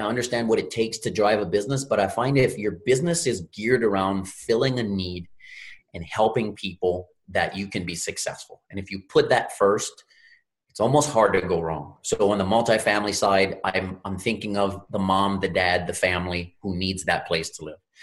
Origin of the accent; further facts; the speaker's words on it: Louisiana, United States; I'm from Louisiana, grew up in the Gulf of Mexico